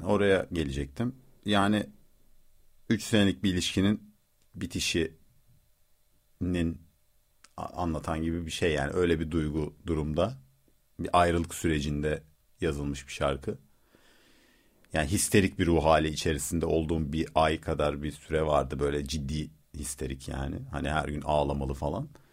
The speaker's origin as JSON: {"language": "Turkish", "town": "Rize", "region": "Rize Province", "country": "Turkey", "said": "Ben Rizeliyim"}